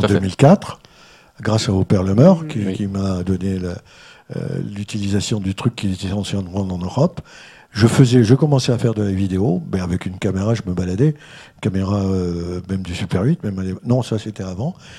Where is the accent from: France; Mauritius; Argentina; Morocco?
France; the North, Hauts-de-France; moved away; je suis originaire du Nord, donc je suis un ch'ti